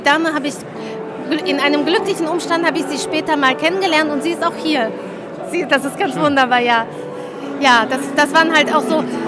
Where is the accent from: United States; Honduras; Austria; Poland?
Poland; also born or lived in Ruhr area, Germany; now in Germany; Ich komme aus Polen gebürtig